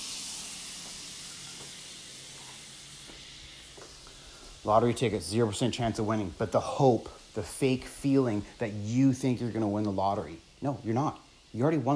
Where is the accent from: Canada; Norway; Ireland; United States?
Canada; small town Ontario; moved away as an adult; now in British Columbia, Canada; So I live in British Columbia right now. And I'm not from here. I'm from Ontario, small town Ontario